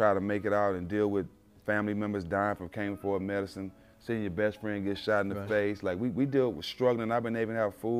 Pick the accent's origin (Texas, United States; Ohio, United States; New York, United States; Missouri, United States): Texas, United States; Port Arthur; moved away; my whole family's down there in my hometown. They all live in Port Arthur